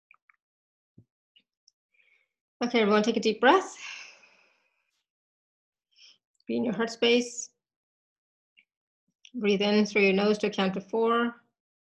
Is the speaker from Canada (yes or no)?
yes; Canada; now in Austria; I am Canadian. Just a Canadian living in Austria, but you know, I'm a Canadian